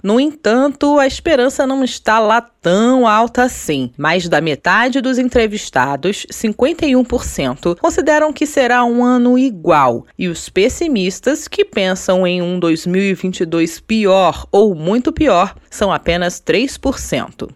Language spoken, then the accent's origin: Portuguese; Brazil; now in Portugal; nós brasileiros